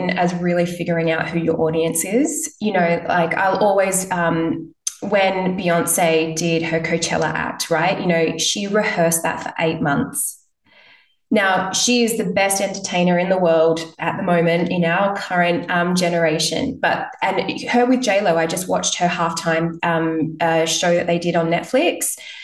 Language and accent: English; Perth, Western Australia, Australia; I'm from Perth